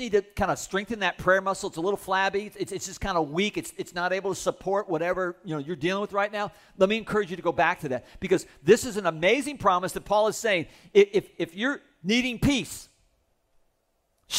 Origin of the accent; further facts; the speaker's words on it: United States; I was born in America